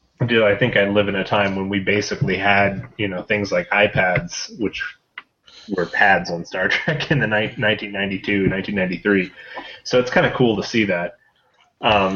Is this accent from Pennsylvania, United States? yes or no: no; Holden, Missouri, United States; moved away as an adult; now in New Mexico, United States; I grew up in Holden, which is a pretty small community